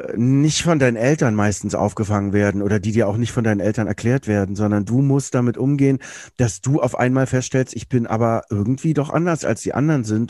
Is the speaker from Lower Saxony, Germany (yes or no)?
no; Berlin, Germany; Ich bin in Berlin groß geworden.